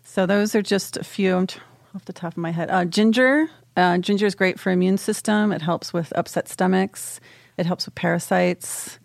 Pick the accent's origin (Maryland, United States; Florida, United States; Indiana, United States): Maryland, United States; College Park; I'm from College Park.